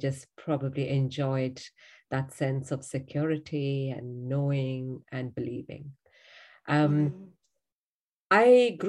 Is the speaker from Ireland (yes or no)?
no; India; I'm from India. Grew up in a home